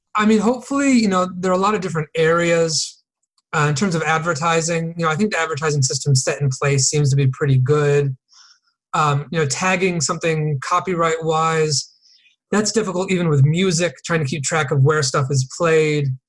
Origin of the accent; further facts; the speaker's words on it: New Canaan, Connecticut, United States; moved away as an adult; also born or lived in Boston / San Diego; I grew up in Connecticut, a town called New Canaan